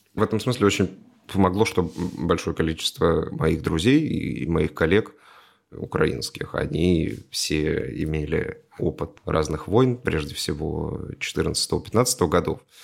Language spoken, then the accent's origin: Russian; Russia; я россиянин